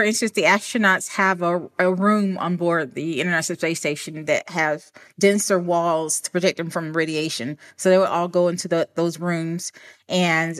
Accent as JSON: {"language": "English", "region": "Alabama", "country": "United States", "tie": "born or raised there", "moved": "yes", "said": "I'm originally from Alabama. And I grew up in the country"}